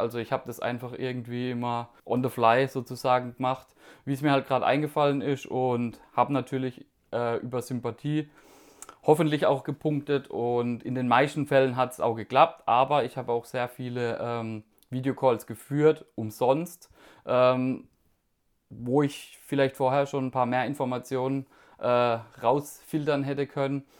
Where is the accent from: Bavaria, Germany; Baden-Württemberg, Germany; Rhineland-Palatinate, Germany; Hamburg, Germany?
Baden-Württemberg, Germany; Karlsruhe; ich komme aus Karlsruhe